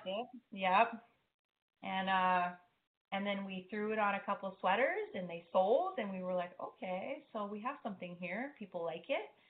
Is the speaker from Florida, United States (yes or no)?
no; Hawaii, United States; growing up in Hawaii